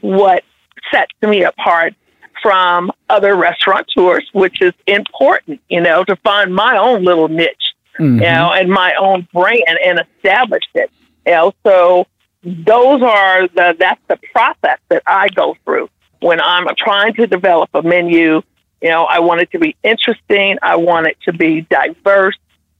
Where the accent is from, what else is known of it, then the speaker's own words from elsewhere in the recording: Kansas City, Missouri, United States; I grew up with a family of great cooks. I grew up in the Midwest.